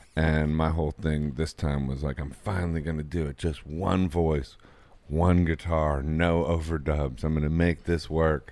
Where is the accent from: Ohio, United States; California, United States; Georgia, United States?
Ohio, United States; Akron; I'm from Akron